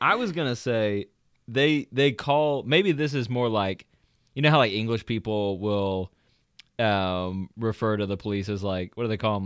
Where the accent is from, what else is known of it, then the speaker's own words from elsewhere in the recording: the South, United States; accent: Southern; now in Georgia, United States; different parts of Georgia, but we are from the South